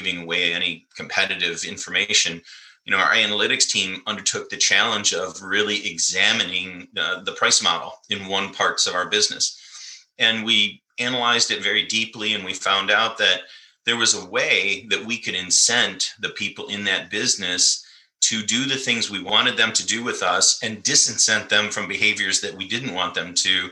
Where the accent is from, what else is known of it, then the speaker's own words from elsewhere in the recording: Michigan, United States; I grew up in Michigan in the Midwest here in the United States, and it's mostly farming country.